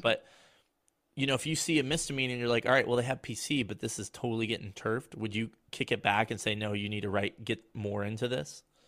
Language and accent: English; Colorado, United States; grew up in Colorado